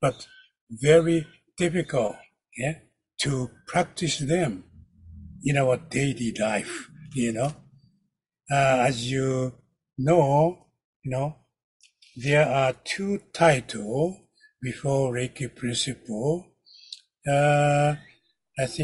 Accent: Kyoto, Japan; English is a second language; I am from Kyoto, Japan, the ancient

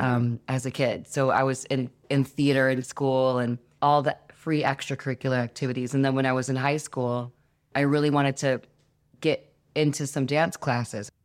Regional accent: Detroit, Michigan, United States; I come from Detroit, which is the mecca of house music and techno music

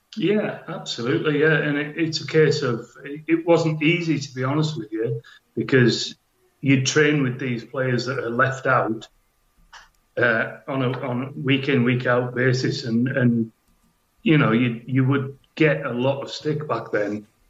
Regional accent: Hexham, North East England, United Kingdom; I was born in Hexham

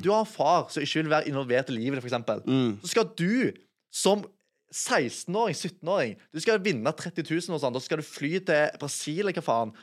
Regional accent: Sandnes, Rogaland, Norway; 25 år, jeg kommer fra Sandnes

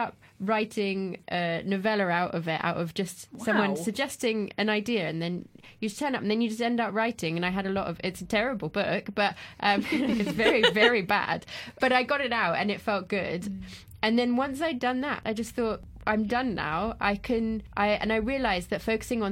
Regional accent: France; moved away; I grew up in France

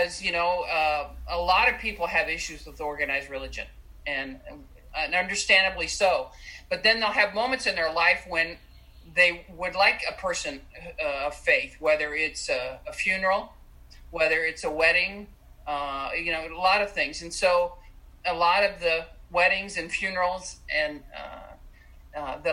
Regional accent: Southern California, United States; I grew up in Southern California

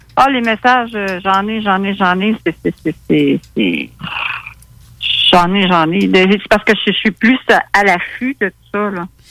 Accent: Quebec City, Quebec, Canada; now in Rivière-à-Pierre, Canada; je viens de Québec, je reste à Rivière-à-Pierre

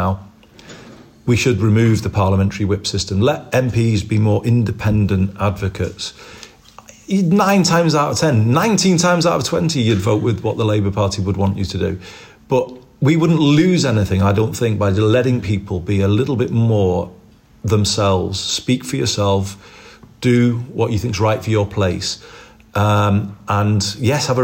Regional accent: Liverpool, North West England, United Kingdom; moved away; also born or lived in Formby / Manchester; I wasn't Heighton. I was born in the Old Roan

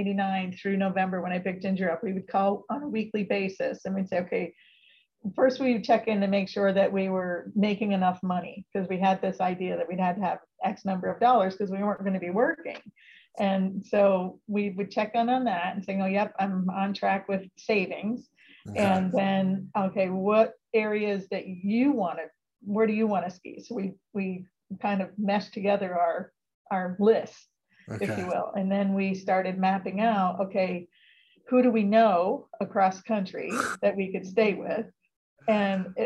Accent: near Lake Placid, Adirondacks of New York, United States; I grew up near Lake Placid, so I learned to ski on that mountain

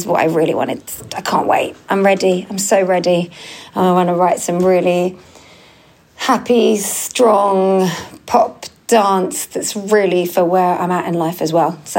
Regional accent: United Kingdom; I think I'm very British

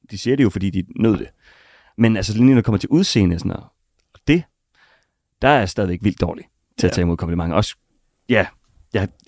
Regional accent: North Jutland, North Denmark Region, Denmark

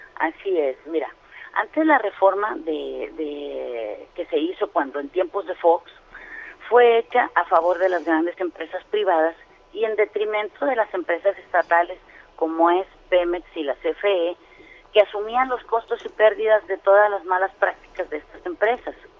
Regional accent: Campeche, Mexico; yo vengo de Campeche

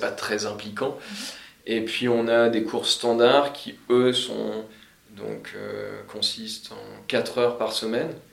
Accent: Picardy, Hauts-de-France, France; moved away as an adult; now in Sydney, Australia; j'ai bossé un petit peu dans ma région natale, puisque je viens de, de Picardie

